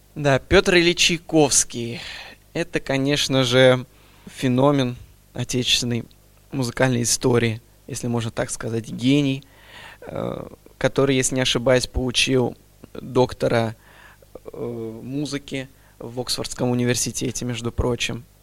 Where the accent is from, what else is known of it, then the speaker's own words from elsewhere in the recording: Astrakhan, Astrakhan Oblast, Russia; moved away as an adult; now in Kazan, Russia; Родился в Астрахани, закончил музыкальную школу имени